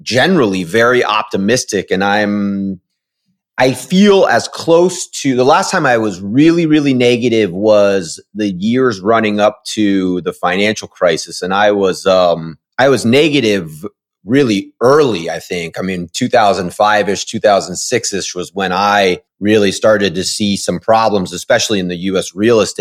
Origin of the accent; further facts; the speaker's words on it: Washington, District of Columbia, United States; now in San Diego, United States; I actually grew up in Washington, D.C., so I do remember what real weather is like